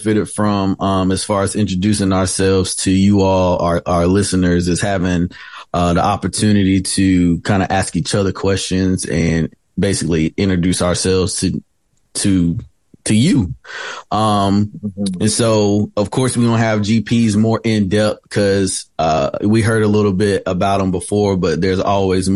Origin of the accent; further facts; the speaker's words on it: Winston-Salem, North Carolina, United States; now in High Point, United States; I'm born and raised in Winston-Salem, recently moved to High Point